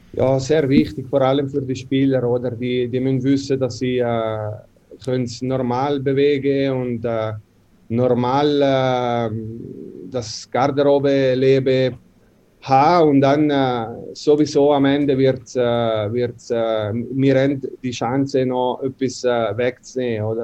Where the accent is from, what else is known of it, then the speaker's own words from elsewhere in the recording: Ambrì, Ticino, Switzerland; German is a second language; moved away as an adult; also born or lived in North America; bei uns in Ambri